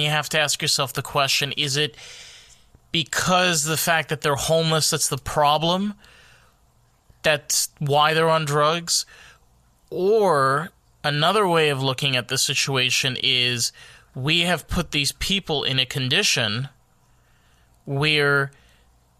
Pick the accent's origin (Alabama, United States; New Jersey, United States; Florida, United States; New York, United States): New York, United States; I'm from New York